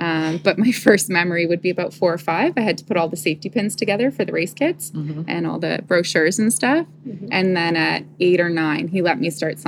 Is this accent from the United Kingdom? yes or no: no; Toronto, Ontario, Canada; born or raised there; also born or lived in Guelph, Ontario